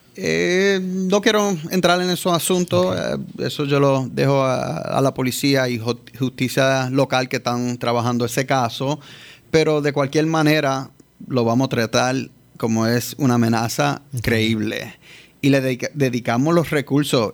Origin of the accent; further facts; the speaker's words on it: New York, United States; now in Puerto Rico; nacido y criado en Nueva York, padres de mi mamá de Bayamón, mi papá de San Germán.